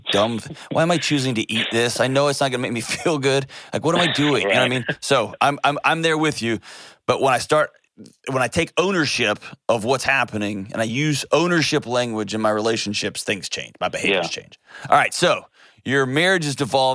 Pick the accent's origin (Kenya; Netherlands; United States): United States; Houston, Texas; moved away; my hometown, H-Town